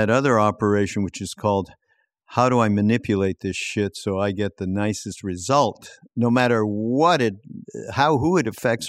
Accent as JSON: {"language": "English", "region": "Quebec", "country": "Canada", "said": "because I'm from Quebec, yep, and that's how the French would say it."}